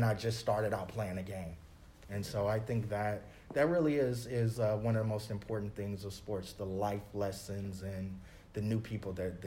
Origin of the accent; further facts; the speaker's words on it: Los Angeles, California, United States; moved away; I'm from Los Angeles